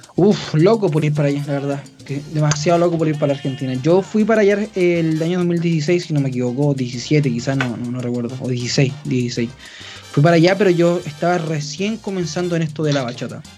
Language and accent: Spanish; Chile; aquí en mi país